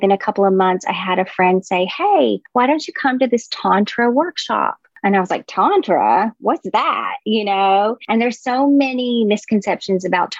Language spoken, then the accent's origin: English; the South, United States; I grew up in the South